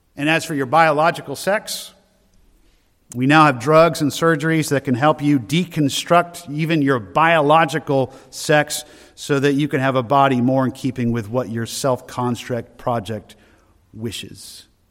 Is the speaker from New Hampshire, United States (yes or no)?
yes; Loudon, New Hampshire, United States; also born or lived in Maine; I'm from Loudoun originally, from New Hampshire